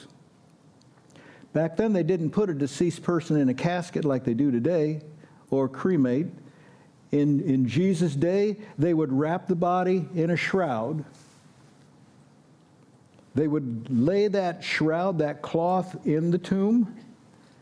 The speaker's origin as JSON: {"language": "English", "country": "United States", "said": "I'm an American"}